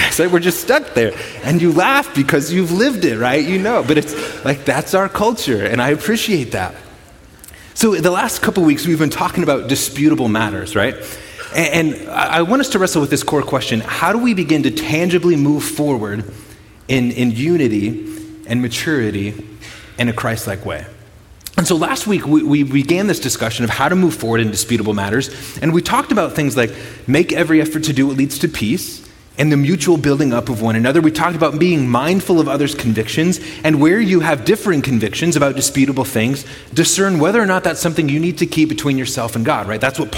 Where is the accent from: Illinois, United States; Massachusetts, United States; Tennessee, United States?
Illinois, United States; Chicago; moved away as an adult; now in Brookings, United States; I grew up in the Chicago area, on the southeast side of Chicago